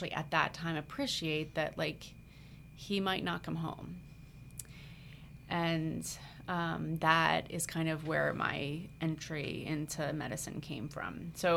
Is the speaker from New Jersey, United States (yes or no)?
yes; New Jersey, United States; born and raised in South Jersey